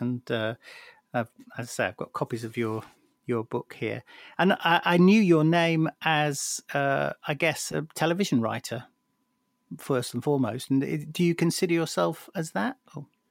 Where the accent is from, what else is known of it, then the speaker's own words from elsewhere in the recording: Lancashire, North West England, United Kingdom; I was born in Lancashire